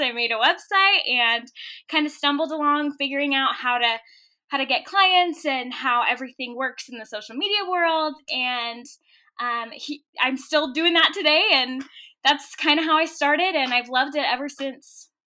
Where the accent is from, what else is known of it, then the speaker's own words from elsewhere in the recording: Orange County, California, United States; moved away as an adult; now in Utah, United States; I am originally from Orange County, California. I grew up, like, ten minutes from Disneyland